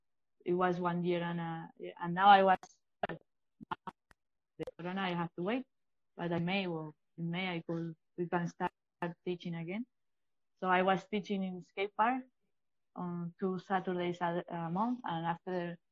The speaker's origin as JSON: {"language": "English", "town": "Valencia", "region": "Valencian Community", "country": "Spain", "tie": "born or raised there", "also_born_or_lived": "Bilbao", "second_language": "English", "said": "Yeah, at first, I was born in Bilbao, and I did some skateboard, but when I moved to Valencia, I remember like going to a skate park with my mom."}